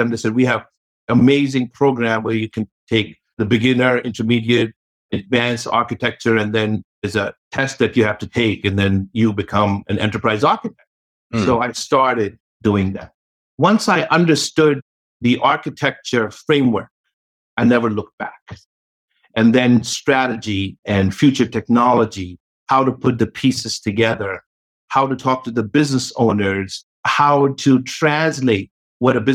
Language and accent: English; New York, United States; maybe growing up in New York, maybe having NYU where I learned a lot of my technology background